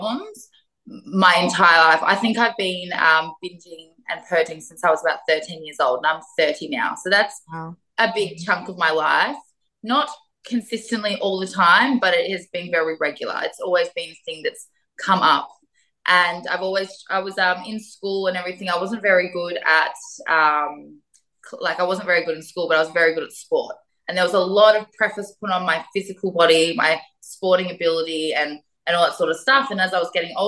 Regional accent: Melbourne, Victoria, Australia; I grew up in Melbourne. So I'm a Melbourne girl originally, and I grew up in the southeastern suburbs of Melbourne.

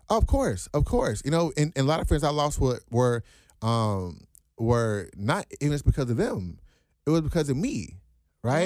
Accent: United States; I'm born and raised here

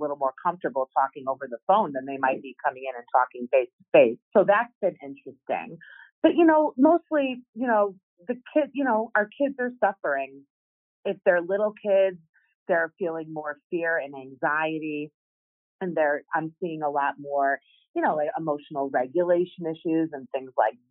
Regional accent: Chicago, Illinois, United States; moved away as an adult; also born or lived in Madison, Wisconsin / New York; I'm from Chicago

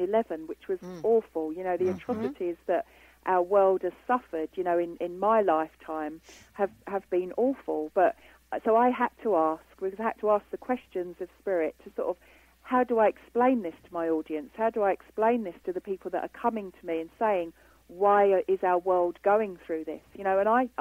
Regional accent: London, United Kingdom; I'm from London

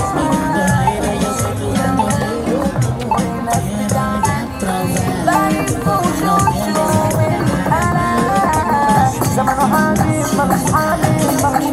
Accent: Netherlands; moved away; I come from the Netherlands where it's not market-driven

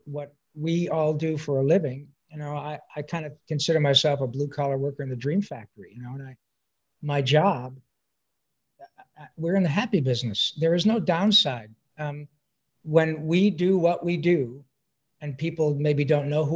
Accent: Detroit, Michigan, United States; moved away as an adult; also born or lived in Livonia, Michigan; I'm a proud son of Detroit, Michigan.

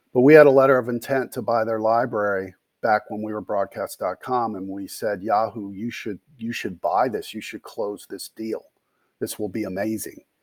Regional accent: Gary, Indiana, United States; moved away as an adult; also born or lived in Bloomington, Indiana / Charlottesville, Virginia; I grew up in Gary, Indiana

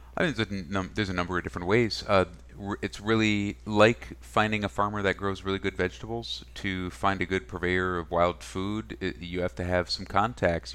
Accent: Minnesota, United States; also born or lived in Wisconsin; I was born in Wisconsin. I grew up in Minnesota

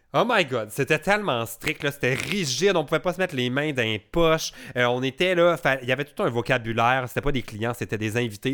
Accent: Quebec, Canada; quand on est Québécois

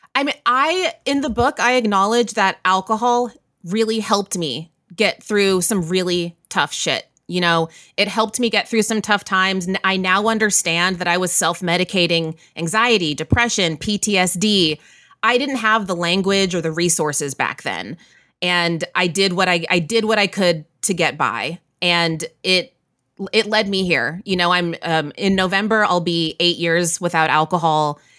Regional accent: Waco, Texas, United States; moved away as an adult; now in New York, United States; I grew up in Central Texas, Waco, Texas, and then I moved to New York

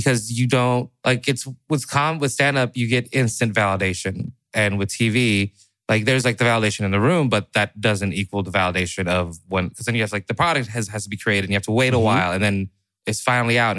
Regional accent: Seattle, Washington, United States; I grew up in Seattle

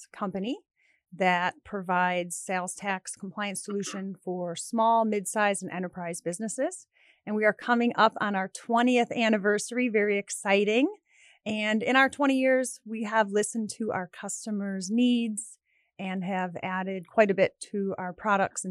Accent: Alsip, Illinois, United States; I grew up in Alsip.

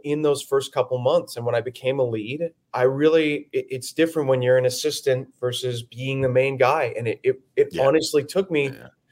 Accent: Phoenix, Arizona, United States; moved away as an adult; It's it's my hometown. I love, you know, the Phoenix Scottsdale area

